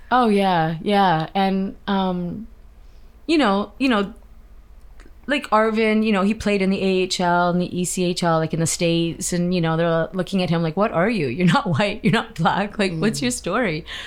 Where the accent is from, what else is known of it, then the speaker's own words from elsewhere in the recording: Canada; I'm Canadian, born and raised here